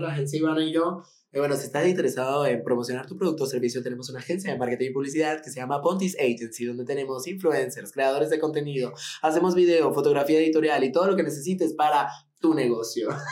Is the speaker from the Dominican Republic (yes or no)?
no; Venezuela; now in Mexico; yo vengo de Venezuela, la ciudad de la que yo vengo era una ciudad tipo Monterrey